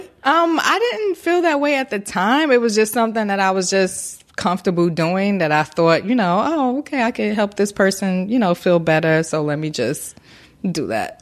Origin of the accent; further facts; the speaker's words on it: Newark, New Jersey, United States; now in Baltimore, United States; I am originally from Newark, New Jersey, Brick City in the building